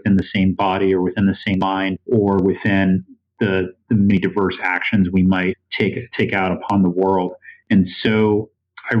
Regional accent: East Coast, United States; now in Iowa City, United States; I grew up on the East Coast and then, you know, spent time in the West Coast.

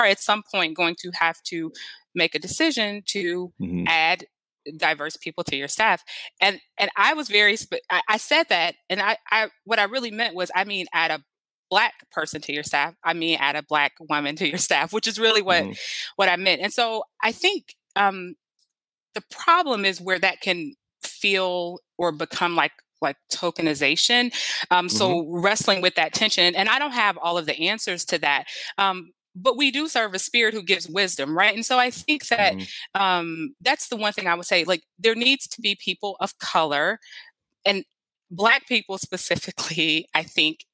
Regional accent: United States; I'm an American

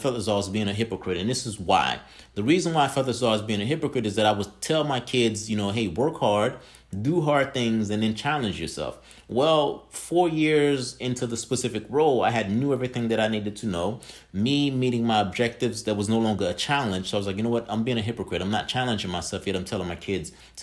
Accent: Haiti; now in United States; I'm originally from Haiti, and my parents decided that they would come here to the States. And I've been here in the States for over 20 years.

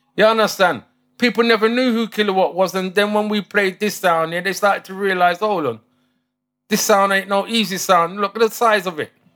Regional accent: London, United Kingdom; also born or lived in Chelsea, London / Saint Elizabeth, Jamaica (family lineage); I was born in Chelsea, Kings Road. Um, grew up in S W eleven Battersea

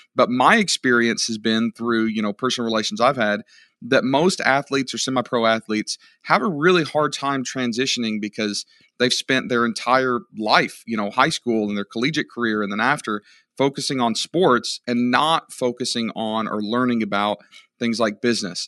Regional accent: United States; I'm an American

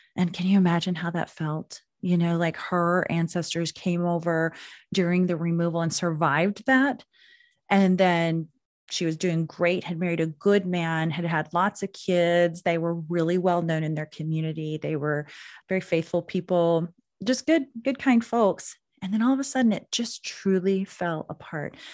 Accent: Anadarko, Oklahoma, United States; also born or lived in Chickasha, Oklahoma / Barrington, Illinois; I grew up in Anadarko, Oklahoma, which is home to more Native Americans than anywhere in the world

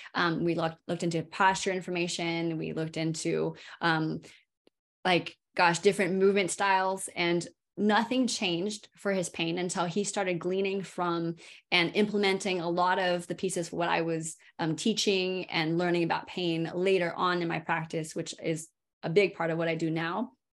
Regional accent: California, United States; now in Durham, United States; I'm from California originally.

